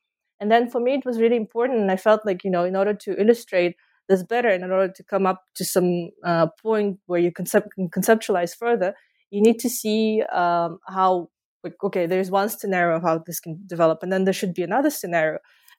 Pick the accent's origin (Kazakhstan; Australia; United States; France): Kazakhstan; born there; Yeah, so I was born in Kazakhstan just before the collapse of the Soviet Union.